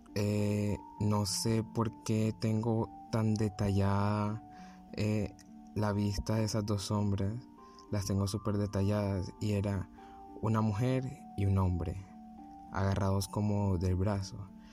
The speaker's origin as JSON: {"language": "Spanish", "town": "Barranquilla", "region": "Atlántico", "country": "Colombia", "said": "tengo 18 años y soy de Barranquilla, Colombia."}